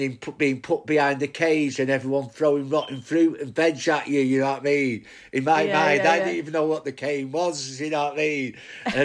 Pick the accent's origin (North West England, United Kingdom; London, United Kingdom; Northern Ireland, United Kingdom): North West England, United Kingdom; Bolton; I was born in Bolton, but which is part of now Greater Manchester